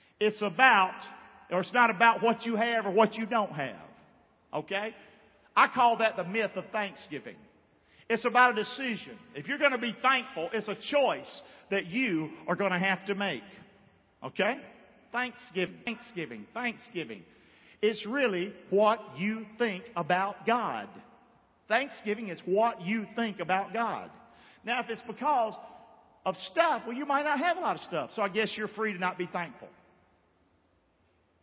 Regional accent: Rockingham, North Carolina, United States; now in Englewood, United States; I'm from Rockingham, North Carolina, and I'm proud

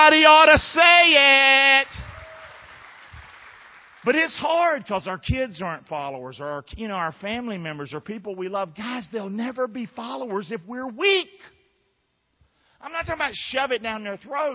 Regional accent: North Carolina, United States; now in Rotonda, United States; I'm from North Carolina

